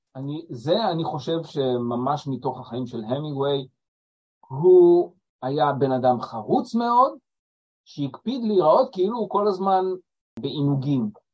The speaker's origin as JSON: {"language": "Hebrew", "country": "Israel", "said": "אנחנו ישראלים, יהודים"}